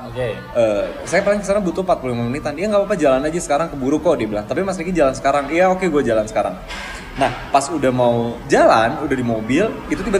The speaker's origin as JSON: {"language": "Indonesian", "town": "Bandung", "region": "West Java", "country": "Indonesia", "also_born_or_lived": "Jakarta", "said": "oh di Bandung ya kebetulan kan gue orang Bandung"}